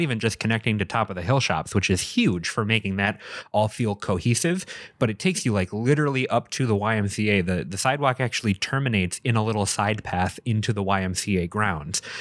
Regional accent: St. Francis, Wisconsin, United States; now in Fish Creek, United States; My hometown of Saint Francis

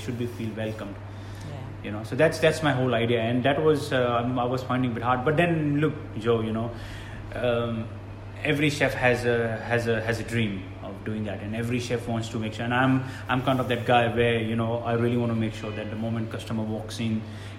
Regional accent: Australia; also born or lived in India; I was born in India, but I was brought up in Australia.

